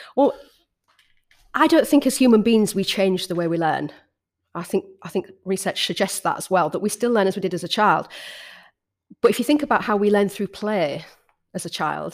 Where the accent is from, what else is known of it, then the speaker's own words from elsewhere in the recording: Hull, Yorkshire and the Humber, United Kingdom; moved back to Hull, my hometown